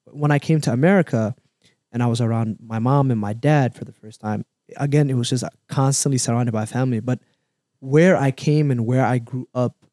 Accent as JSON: {"language": "English", "country": "Somalia", "tie": "born or raised there", "said": "And growing up in Somalia for a time"}